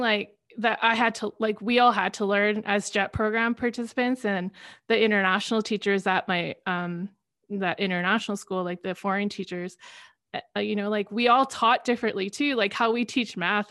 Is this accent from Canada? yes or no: yes; Canada; working abroad as a Canadian